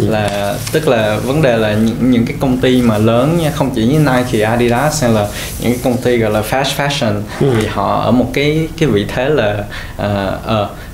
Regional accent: Vietnam; mình là người Việt

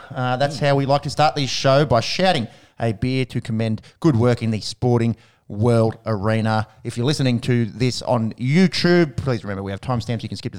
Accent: Australia; we are Australians

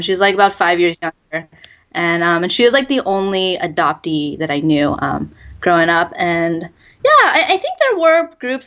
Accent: Sacramento, California, United States; moved away as an adult; also born or lived in Hunan, China; now in Beijing, China; I grew up outside of Sacramento, so it's about two hours from the Bay Area

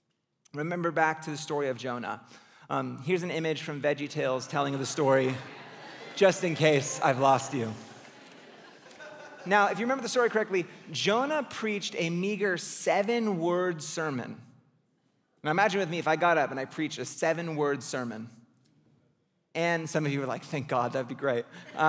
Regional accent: California, United States; Which for me as a Californian just like feels like a personal attack.

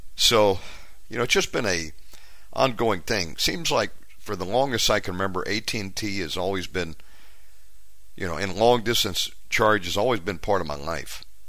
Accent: United States; moved away; I'm an American. I just live abroad

